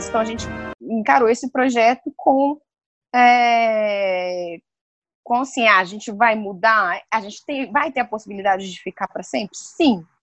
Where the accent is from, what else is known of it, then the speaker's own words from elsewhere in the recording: Brasília, Federal District, Brazil; De Brasília. Sou de Brasília.